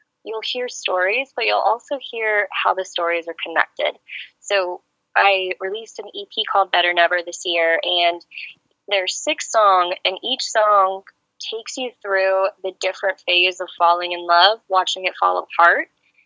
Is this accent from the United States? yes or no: yes; Tampa, Florida, United States; English is a second language; moved away as an adult; also born or lived in Serbia; now in Kansas City, United States; So originally, I am from a country called Serbia. I grew up primarily in Tampa, Florida, and now I'm based in Kansas City